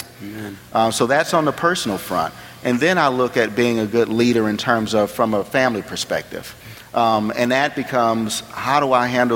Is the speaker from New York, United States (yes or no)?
no; New Orleans, Louisiana, United States; I'm originally from New Orleans